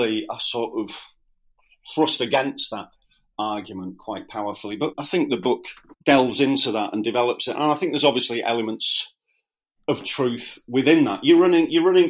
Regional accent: Scarborough, Yorkshire and the Humber, United Kingdom; I'm from Scarborough

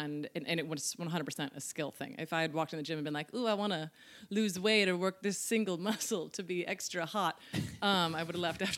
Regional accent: Colorado, United States; moved away as an adult; also born or lived in New York; now in Los Angeles, United States; I grew up in Colorado.

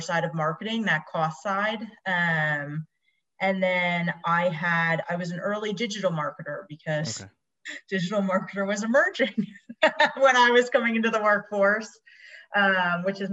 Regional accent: Tabernacle, New Jersey, United States; I grew up in a small town called Tabernacle, New Jersey

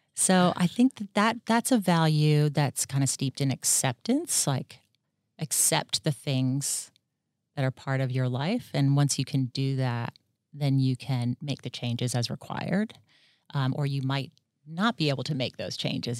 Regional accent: Washington, District of Columbia, United States; moved away as an adult; also born or lived in Atlanta, Georgia; now in Australia; I grew up in the D C area of the United States

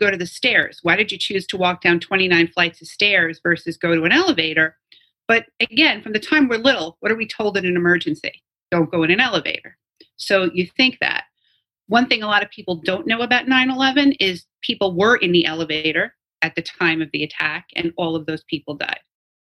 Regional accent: New York, United States; all of us, especially born and raised in New York

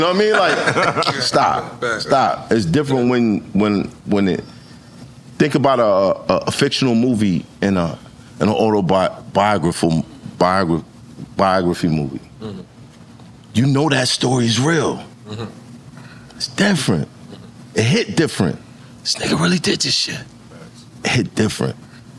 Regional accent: New York City, New York, United States; I'm from Brooklyn.

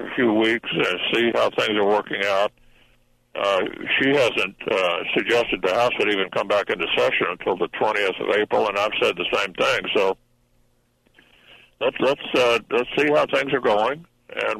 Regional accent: Louisville, Kentucky, United States; A great company in my hometown, Humana, a health insurance company

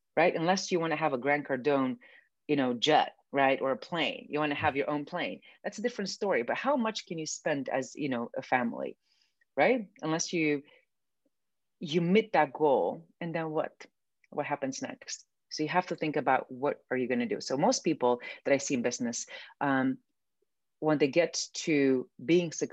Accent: Romania; moved away; I grew up in Romania, which is a communist country.

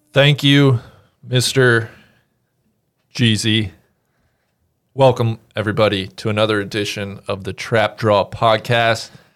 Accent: United States; I grew up an hour and a half from Indianapolis

